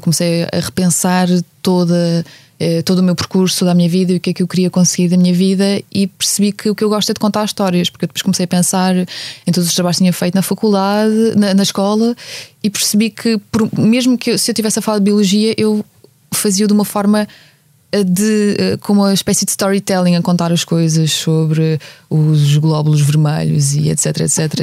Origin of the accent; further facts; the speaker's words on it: Ukraine; now in Portugal; das férias que passei também nas terras uh, do, à volta da cidade onde cresci